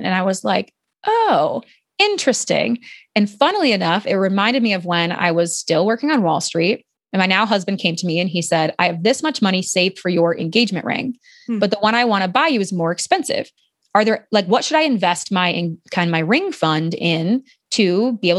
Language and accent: English; Ohio, United States; And I'm formerly from Ohio, so I feel like I can knock on Ohio a little bit.